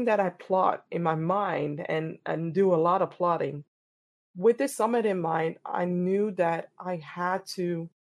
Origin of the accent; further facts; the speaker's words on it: Amsterdam, North Holland, Netherlands; born and raised in Amsterdam, the Netherlands